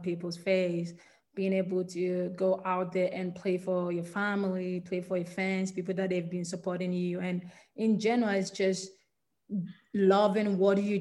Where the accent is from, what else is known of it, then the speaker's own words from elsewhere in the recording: Ghana; moved away as an adult; now in United States; I was born and raised in Ghana